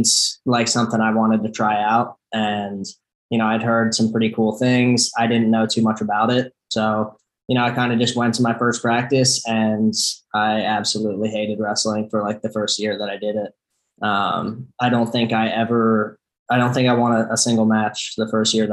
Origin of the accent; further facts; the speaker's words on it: Sellersville, Pennsylvania, United States; we're 45 minutes from Philly, so I grew up right around here.